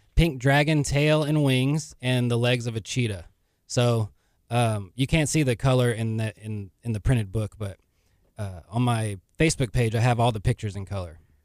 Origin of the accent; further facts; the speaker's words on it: League City, Texas, United States; I'm from Leak City, Texas